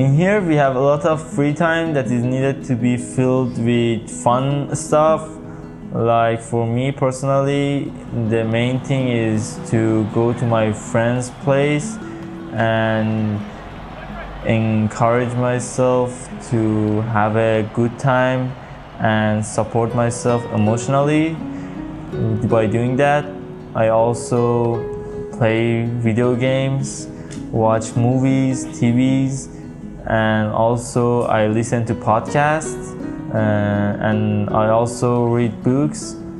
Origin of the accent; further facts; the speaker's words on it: Tehran, Tehran Province, Iran; now in Makassar, Indonesia; I'm from Iran and I was born in Tehran, capital of Iran, and currently I'm living in Makassar